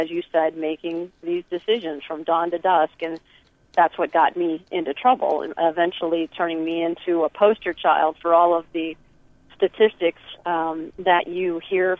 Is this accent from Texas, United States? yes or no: no; Michigan, United States; moved away; also born or lived in New York City; I grew up in Michigan eating hydrogenated everything